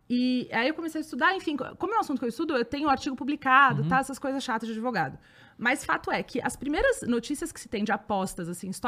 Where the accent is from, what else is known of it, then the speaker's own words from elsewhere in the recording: São Paulo, Brazil; E aí, como eu sou daqui de São Paulo